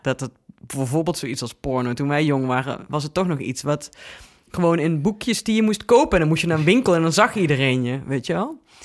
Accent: Venlo, Limburg, Netherlands; moved away; Ik kwam uit Venlo

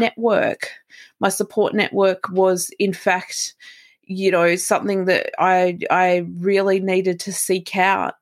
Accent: Melbourne, Victoria, Australia; I'm from Melbourne, Australia.

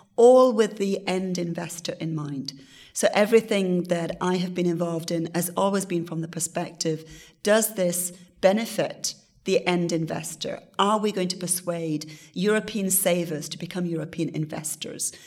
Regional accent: Wales, United Kingdom; my country, my home country of Wales

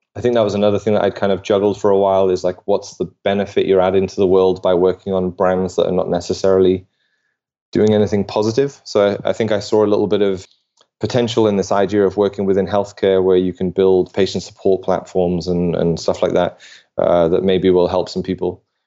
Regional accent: United Kingdom; now in Denmark; I'm British

